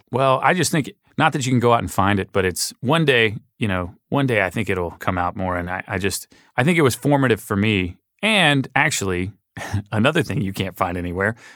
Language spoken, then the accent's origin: English; Little Rock, Arkansas, United States; we grew up in Little Rock, Arkansas